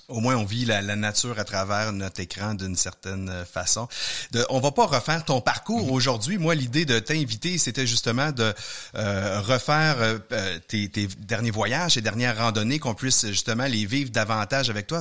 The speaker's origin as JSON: {"language": "French", "town": "Sainte-Thérèse", "region": "Quebec", "country": "Canada", "tie": "born or raised there", "said": "j'ai grandi à Sainte-Thérèse"}